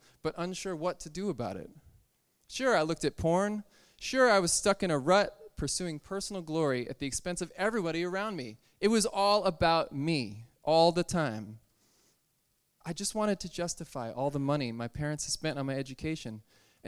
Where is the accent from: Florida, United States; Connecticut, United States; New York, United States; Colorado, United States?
Connecticut, United States; the Episcopal Church in my hometown in Connecticut